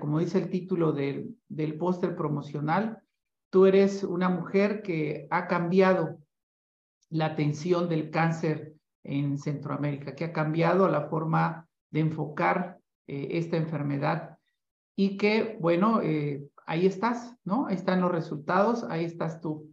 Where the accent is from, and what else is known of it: Mexico